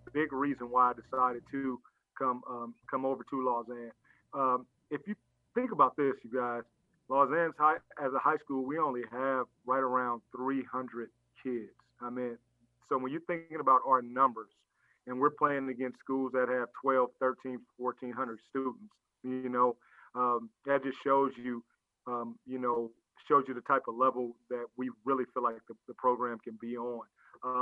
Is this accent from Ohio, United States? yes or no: no; Los Angeles, California, United States; now in Memphis, United States; being a Southern California guy, I played ball, and I'm from Los Angeles